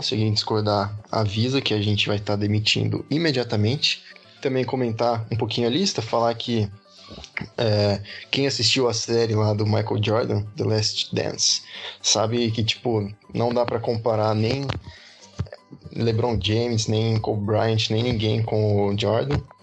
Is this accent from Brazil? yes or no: yes; Brazil; como brasileiro